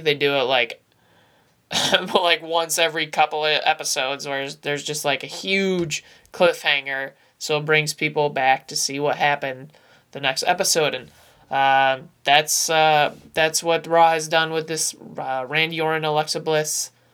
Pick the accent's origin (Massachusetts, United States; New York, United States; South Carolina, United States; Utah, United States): New York, United States; upstate; being a New Yorker myself, uh, an upstate New Yorker